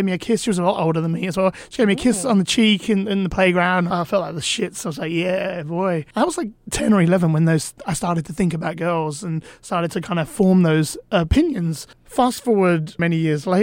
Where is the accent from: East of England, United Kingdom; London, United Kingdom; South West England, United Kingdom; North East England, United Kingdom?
London, United Kingdom; I grew up in London